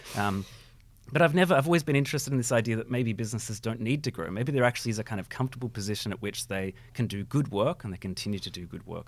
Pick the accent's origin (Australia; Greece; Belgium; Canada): Australia; Bendigo, Victoria; moved away as an adult; now in Melbourne, Australia; Yeah, so I grew up in Bendigo. So I moved to Melbourne only twelve years ago